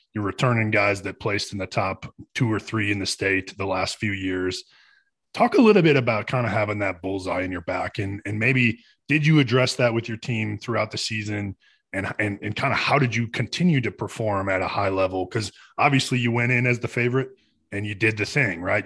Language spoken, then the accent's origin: English; Michigan, United States; I grew up in, in Michigan